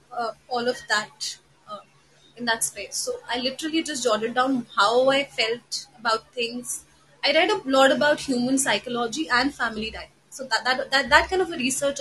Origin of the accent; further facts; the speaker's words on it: Lucknow, Uttar Pradesh, India; now in Delhi, India; I come from Delhi. I've been born and raised in Lucknow, so I have a very strong connection to Lucknow